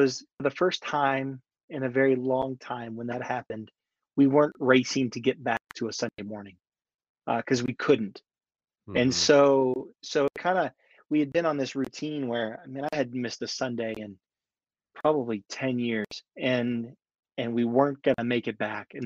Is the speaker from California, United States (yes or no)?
no; Northern Virginia, United States; moved away as an adult; now in Colorado, United States; We draw heavily from the DC culture in Northern Virginia